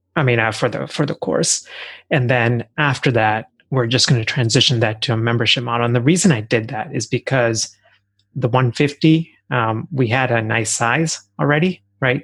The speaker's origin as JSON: {"language": "English", "region": "Texas", "country": "United States", "tie": "born or raised there", "also_born_or_lived": "India", "moved": "as an adult", "lives_now": "Philadelphia, United States", "said": "I actually grew up in Texas"}